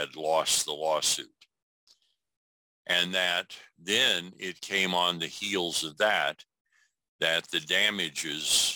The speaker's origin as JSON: {"language": "English", "region": "Iowa", "country": "United States", "tie": "born or raised there", "said": "my home state, Iowa"}